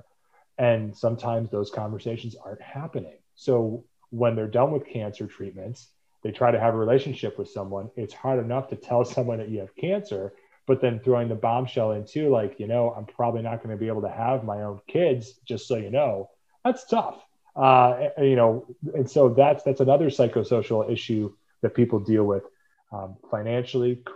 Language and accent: English; Cleveland, Ohio, United States; I'm from Cleveland, Ohio